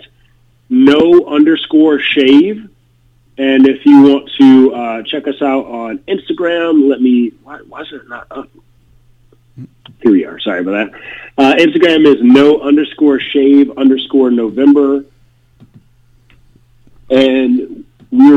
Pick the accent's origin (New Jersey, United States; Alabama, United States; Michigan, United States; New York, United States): Michigan, United States; Detroit; moved away; I visited home. I'm originally from Detroit.